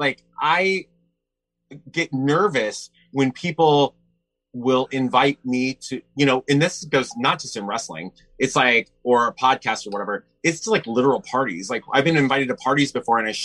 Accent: San Francisco, California, United States; my hometown here in San Francisco

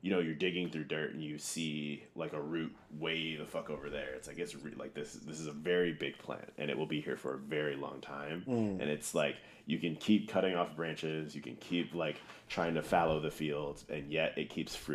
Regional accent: Missouri, United States; Growing up in Missouri, it's very segregated.

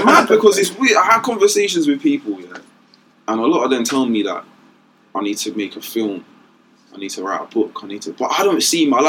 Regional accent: London, United Kingdom; I'm from Canning Town.

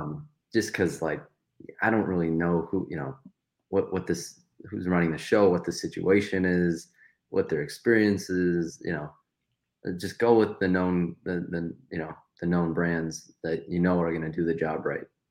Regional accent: Detroit area, Michigan, United States; I'm from the Detroit area, forty, forty-five minutes outside of Detroit

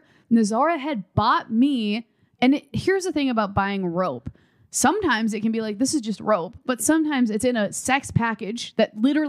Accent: Midwest, United States; We're from the Midwest.

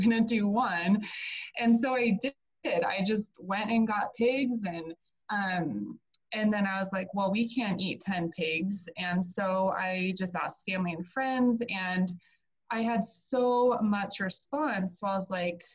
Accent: Arizona, United States; moved away as an adult; also born or lived in Colorado; I'm originally from Arizona, born and raised there

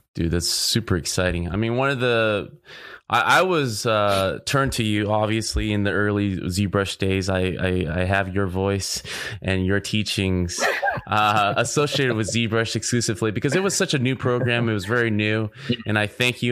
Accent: Orange County, California, United States; I grew up in Orange County as well

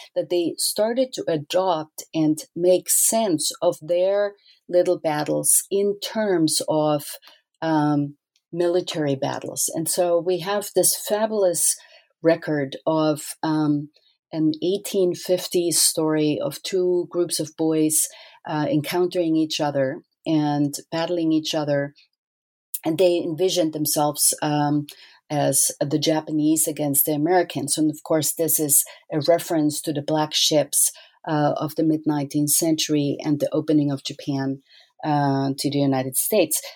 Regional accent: Austria; I grew up in Austria

